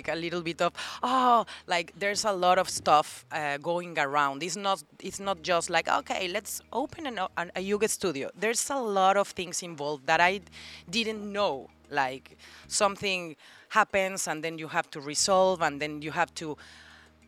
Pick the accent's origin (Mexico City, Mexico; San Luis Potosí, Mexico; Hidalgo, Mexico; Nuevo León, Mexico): Mexico City, Mexico; now in Playa del Carmen, Mexico; I'm from Mexico City